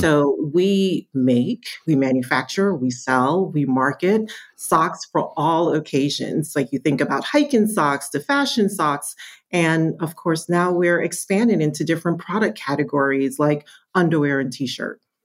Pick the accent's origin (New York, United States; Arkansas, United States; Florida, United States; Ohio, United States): New York, United States; also born or lived in Kingston, Jamaica; I did migrate to the States when I was seven. So, very, very, very young. I grew up in New York